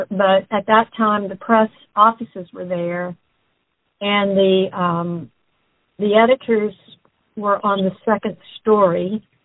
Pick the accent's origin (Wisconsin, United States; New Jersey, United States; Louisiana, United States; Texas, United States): Louisiana, United States; Baton Rouge; also born or lived in New Orleans; I am. I'm from Baton Rouge.